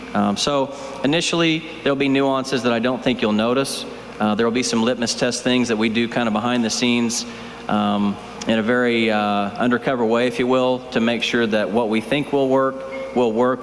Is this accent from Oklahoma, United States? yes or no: yes; Oklahoma, United States; now in Phoenix, United States; my parents live where I grew up and still in Oklahoma